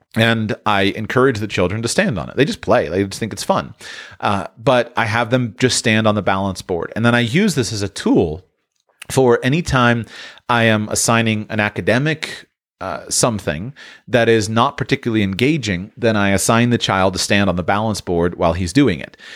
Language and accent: English; Sunshine State, Florida, United States; I grew up in the Sunshine State